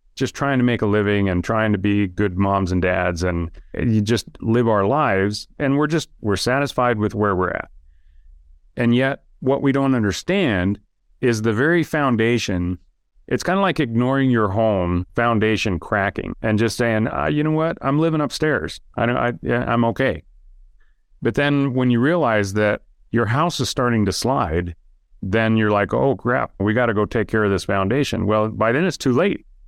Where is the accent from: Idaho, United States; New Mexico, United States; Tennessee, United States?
Idaho, United States; now in Utah, United States; I live in Utah now. I grew, but I grew up in Idaho